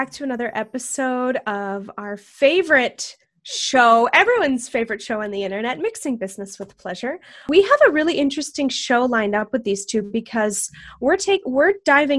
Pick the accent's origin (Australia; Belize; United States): United States; Texas; moved away; I was born in Texas. I have family in Texas